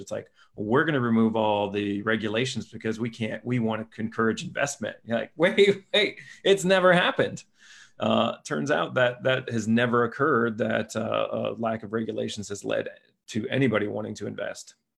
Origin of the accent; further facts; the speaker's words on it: Lima, Ohio, United States; my hometown, Lima, Ohio